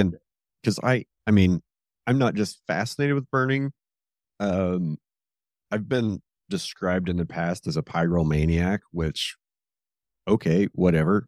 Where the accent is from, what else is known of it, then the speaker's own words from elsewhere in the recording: Red Hills, Kansas, United States; I grew up burning here in the Red Hills